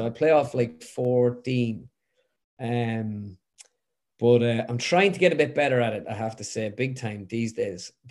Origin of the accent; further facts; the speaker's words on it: Westmeath, Leinster, Ireland; I'm like from Westmead, so we've the Leinster Championship